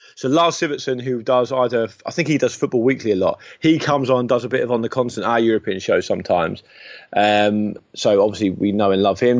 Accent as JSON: {"language": "English", "town": "Portsmouth", "region": "South East England", "country": "United Kingdom", "tie": "born or raised there", "moved": "yes", "said": "I don't pop down to my hometown under cover of darkness"}